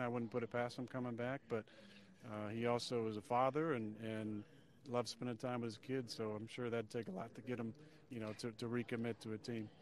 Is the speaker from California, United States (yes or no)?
yes; Northern California, United States; I grew up in Northern California.